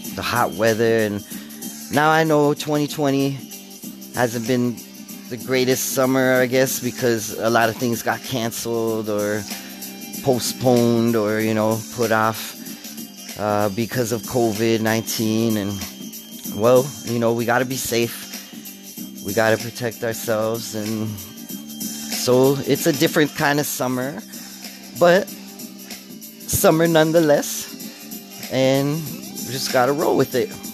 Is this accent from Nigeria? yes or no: no; Canada; I'm Canadian, y'all, so I say Z.